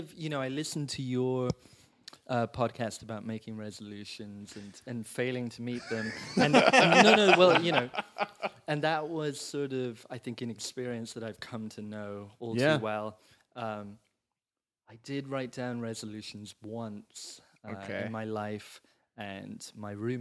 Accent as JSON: {"language": "English", "town": "Rome", "region": "Lazio", "country": "Italy", "tie": "born or raised there", "also_born_or_lived": "England", "moved": "as an adult", "lives_now": "Los Angeles, United States", "said": "I was born and raised in Rome"}